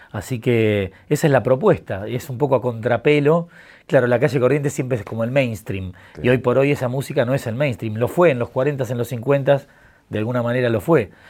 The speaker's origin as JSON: {"language": "Spanish", "region": "Buenos Aires", "country": "Argentina", "tie": "born or raised there", "said": "Yo me crié en el Bajo Belgrano, que es un barrio... Yo tengo 43 años ya."}